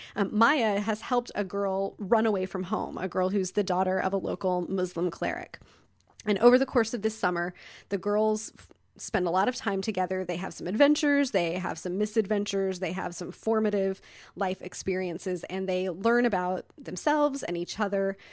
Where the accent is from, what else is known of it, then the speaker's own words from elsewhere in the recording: Midwest, United States; moved away; I grew up in the Midwest